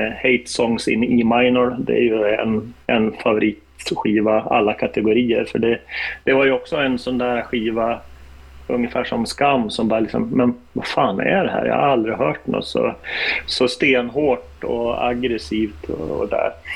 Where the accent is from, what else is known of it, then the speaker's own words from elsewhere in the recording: Norrland, Sweden; moved away; när jag bodde hemma i Norrland